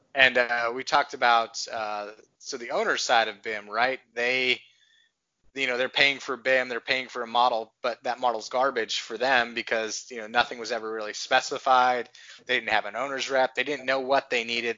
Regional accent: Texas, United States; I grew up in Texas

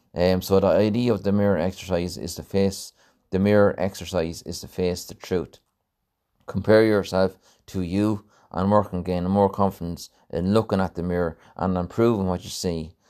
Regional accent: Mountmellick, Leinster, Ireland; my hometown, um, uh, in Mount Melick

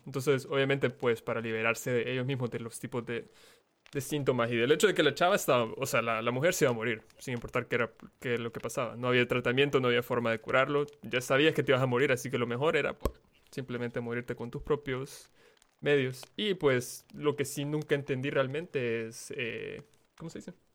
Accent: El Salvador; Yo soy salvadoreño

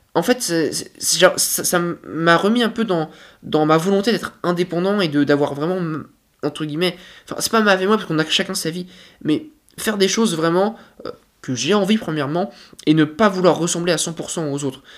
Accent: France; en tant que Français

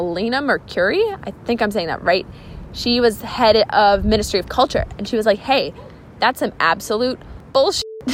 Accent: United States; moved away as an adult; now in Greece; We were like, America

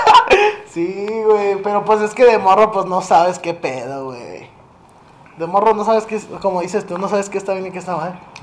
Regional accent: northern Mexico, Mexico; Yo sí soy norteño

